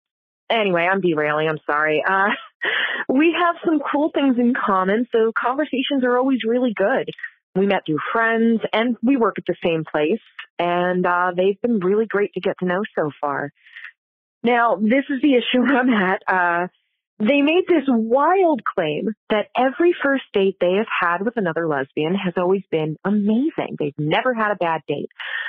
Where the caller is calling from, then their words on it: Philadelphia, Pennsylvania, United States; Hey, Kate and Leisha. … from Philadelphia.